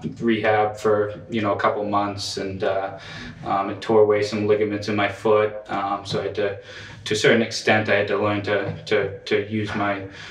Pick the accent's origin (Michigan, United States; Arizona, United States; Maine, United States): Maine, United States; Portland; I'm from Portland, Maine. I grew up in Portland, over at the Riverton area.